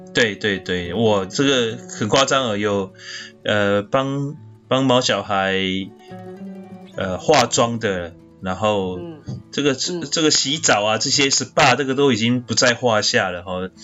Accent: Kaohsiung, Taiwan; also born or lived in Gangshan, Kaohsiung; 我从小在眷村长大

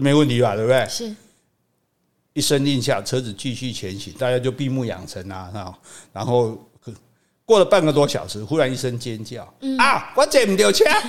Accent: Taiwan; 我们台湾人习惯一开始就不会崩

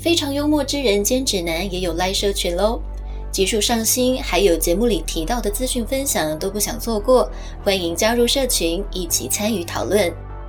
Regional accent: Taiwan; 我们很多台湾人也都是只窝在台湾人的圈子里面啊，去澳洲对打啊工

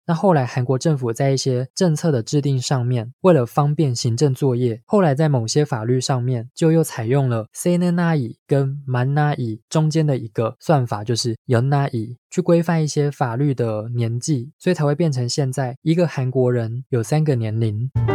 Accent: Taiwan; 我们在台湾

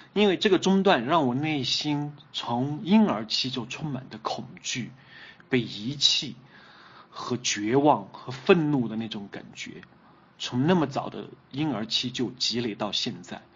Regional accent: Kunming, Yunnan, China; 出生，成长都在昆明，读无锡

